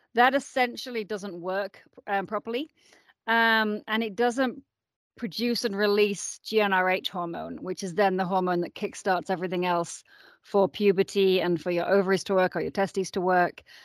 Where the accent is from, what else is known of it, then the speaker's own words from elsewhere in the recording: Yorkshire and the Humber, United Kingdom; moved away as an adult; also born or lived in San Francisco, United States; now in Boulder, United States; I am originally from England. I was born in Yorkshire